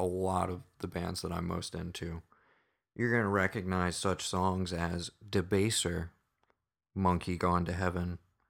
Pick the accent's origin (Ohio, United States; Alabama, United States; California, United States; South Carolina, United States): South Carolina, United States; we are from South Carolina